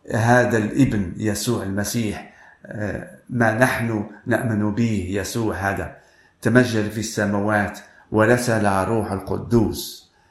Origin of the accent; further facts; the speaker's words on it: Morocco; أنا من المغرب